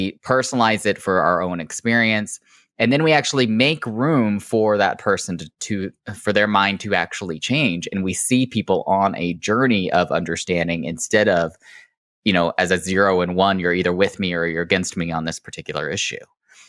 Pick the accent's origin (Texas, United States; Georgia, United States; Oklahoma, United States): Oklahoma, United States; they live where I grew up in Oklahoma